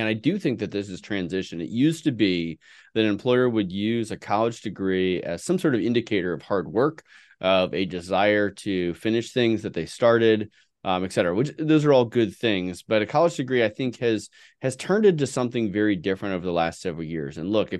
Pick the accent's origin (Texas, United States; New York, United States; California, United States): California, United States; San Francisco Bay Area; Yeah. No. I grew up in the San Francisco Bay Area.